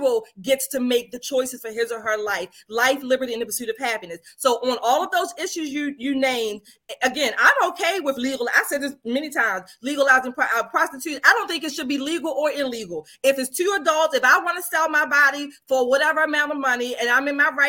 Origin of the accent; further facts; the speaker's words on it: United States; as an American